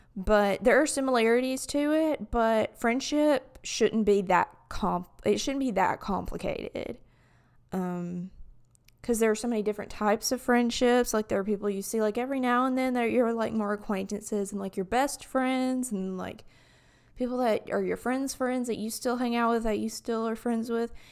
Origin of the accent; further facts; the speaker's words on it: Alabama, United States; accent: southern; from an Alabamian's perspective